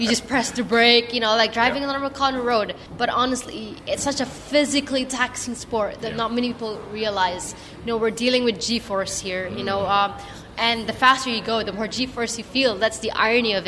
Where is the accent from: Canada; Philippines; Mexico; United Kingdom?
Philippines; because I'm Filipino, I'm quite short.